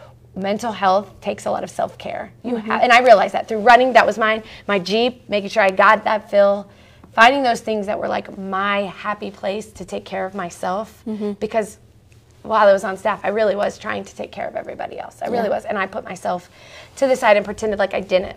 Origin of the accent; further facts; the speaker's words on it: Seattle, Washington, United States; moved away as an adult; also born or lived in Vancouver, Washington; I lived and was born and raised in Seattle. Well, born in Vancouver, Washington, and then lived in Seattle